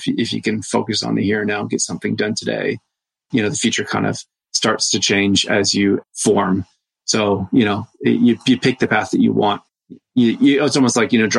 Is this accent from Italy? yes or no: no; Canada; as a fellow Canadian